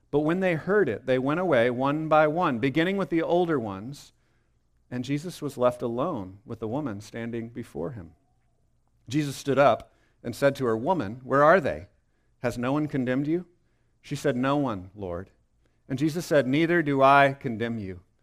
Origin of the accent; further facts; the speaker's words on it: Texas, United States; I was born in Texas, so of course I look back on that with pride.